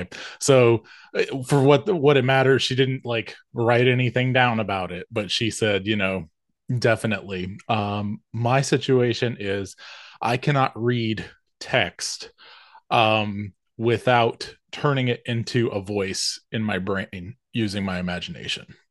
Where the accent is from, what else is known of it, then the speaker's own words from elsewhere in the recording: the South, United States; accent: Southern; I'm a Southern boy. I'm from the South